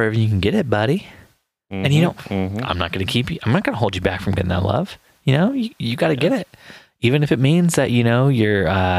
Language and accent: English; United States; now in England, United Kingdom; Well, I'm an American in England, so everyone likes to ask me questions.